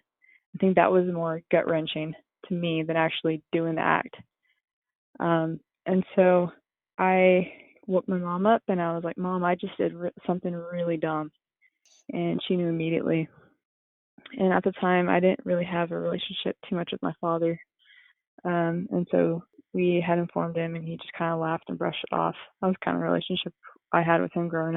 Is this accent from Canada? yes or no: no; New Braunfels, Texas, United States; I grew up in New Braunfels, Texas